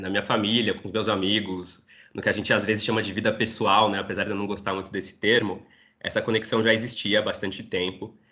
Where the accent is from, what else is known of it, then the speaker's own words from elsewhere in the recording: São Paulo, Brazil; sou aqui de São Paulo, nascido e criado numa família judaica, estudei toda a minha infância, inclusive adolescência, no colégio judaico aqui de São